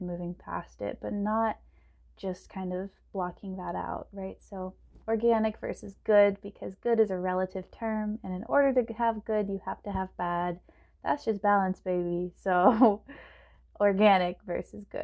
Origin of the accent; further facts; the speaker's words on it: San Antonio, Texas, United States; moved away as an adult; also born or lived in Austin, Texas / Boston, Massachusetts; I'm from San Antonio, Texas. I was born in Austin. And I grew up in San Antonio and went to public school there